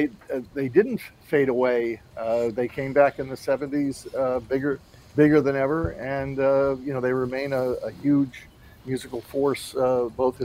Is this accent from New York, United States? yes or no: yes; New York, United States; I grew up in New York